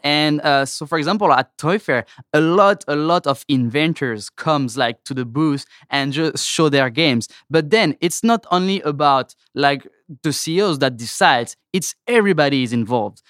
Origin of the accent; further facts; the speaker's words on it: France; accent: French; English is a second language; moved away as an adult; now in United States; I'm from France